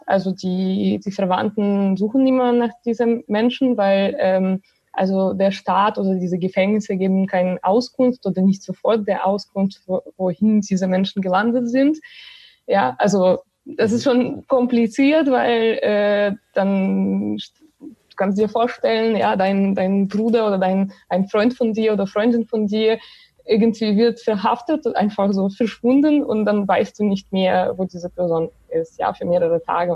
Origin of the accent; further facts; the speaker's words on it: Belarus; German is a second language; moved away as an adult; now in Germany; ich komme selber aus Belarus und äh, ich wohne zwar seit sechs Jahren äh, in Deutschland